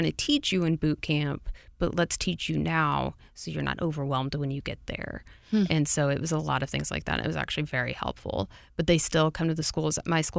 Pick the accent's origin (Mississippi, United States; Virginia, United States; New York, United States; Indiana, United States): Virginia, United States; born there; I was born right outside of Quantico.